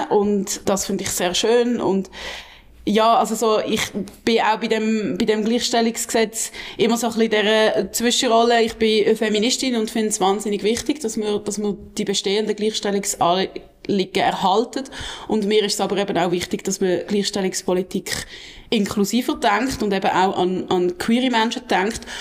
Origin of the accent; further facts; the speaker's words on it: Basel, Basel-Stadt, Switzerland; ich als Baslerin freue mich natürlich besonders fest, ähm, dass das jetzt so ist